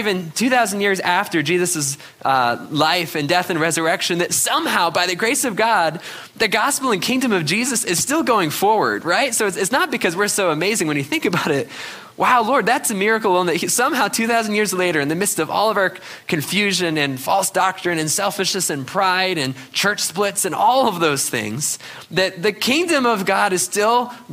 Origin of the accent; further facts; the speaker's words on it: New England, United States; growing up in New England skiing